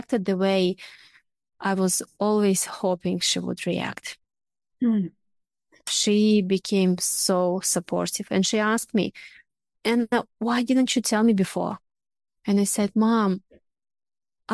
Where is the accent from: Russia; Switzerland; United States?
Russia; now in Australia; I'm originally from Russia